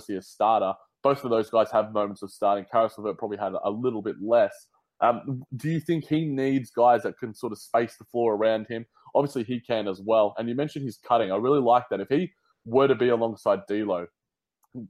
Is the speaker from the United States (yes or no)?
no; Australia; also born or lived in London; my accent, in Australia